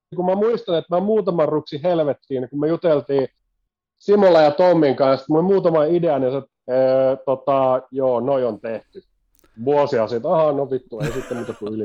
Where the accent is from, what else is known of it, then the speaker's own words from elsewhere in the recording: Kangasniemi, Southern Savonia, Finland; moved away as an adult; also born or lived in Kuopio / Jyväskylä / Vaasa / Ilmajoki; mä alun perin Savosta lähtöisin